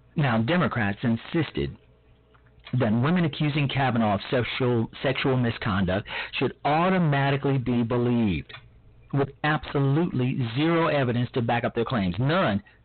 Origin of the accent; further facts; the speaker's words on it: Chicago, Illinois, United States; my hometown, Chicago